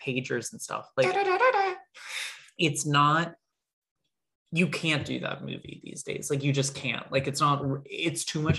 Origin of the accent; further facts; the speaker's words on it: United States; I'm an American boy.